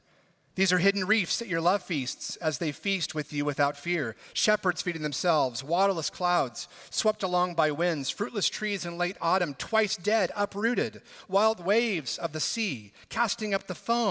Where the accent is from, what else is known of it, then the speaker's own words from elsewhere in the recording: California, United States; my home state of California.